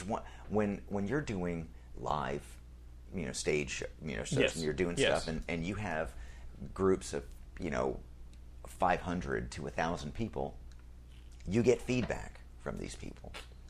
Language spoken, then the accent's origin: English; New York, United States; Long Island. Not okay. Philadelphia.